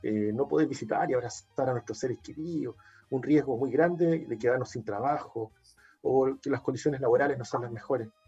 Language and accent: Spanish; Chile; somos los chilenos